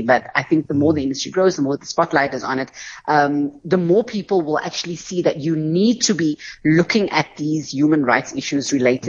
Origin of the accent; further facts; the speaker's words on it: Cape Town, Western Cape, South Africa; growing up in Cape Town